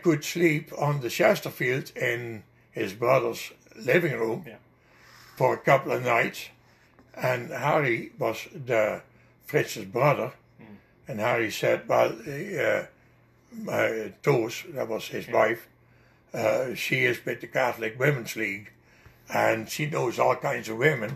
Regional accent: Netherlands; accent: Dutch; English is a second language; now in Canada; my Dutch accent

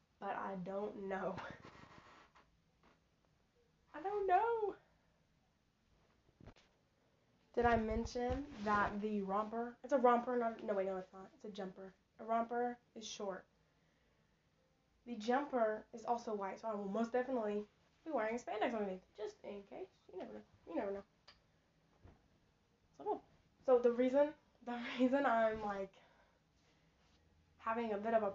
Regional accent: Texas, United States; I'm from Texas

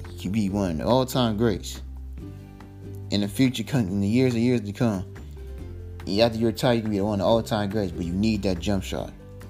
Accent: Chicago, Illinois, United States; You know, I'm a Cubs fan. You know, I'm from Chicago.

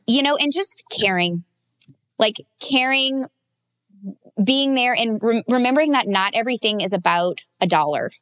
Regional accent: the South, United States; I grew up in the South

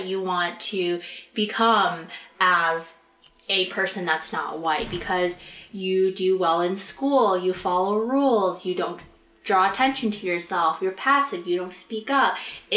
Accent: United States; us as Asian Americans

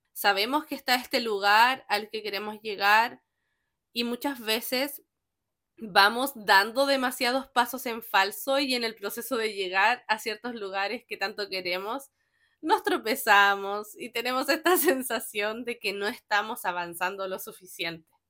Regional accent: Chile; soy chilena

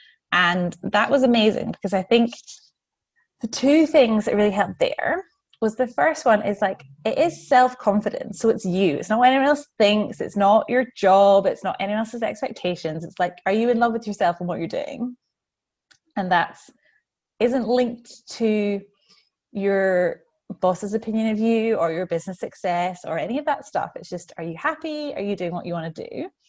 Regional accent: Scotland, United Kingdom; also born or lived in New Zealand; now in Melbourne, Australia; I'm a Scottish Kiwi living in Melbourne.

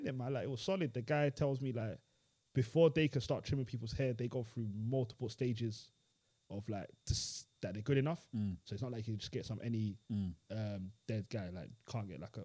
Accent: London, United Kingdom; I'm from Tottenham

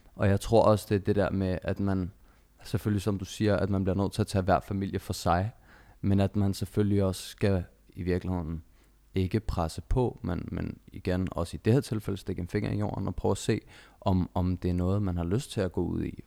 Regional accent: Denmark; født og opvokset i Danmark

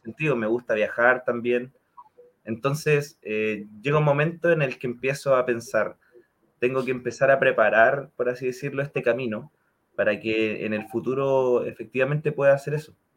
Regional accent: Concepción, Biobío, Chile; now in Santiago, Chile; residente en Santiago, pero originario de Concepción

